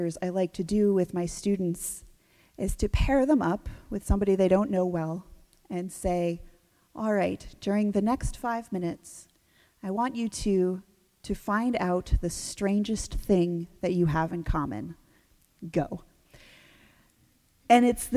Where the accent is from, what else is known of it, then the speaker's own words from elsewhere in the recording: New England, United States; growing up in New England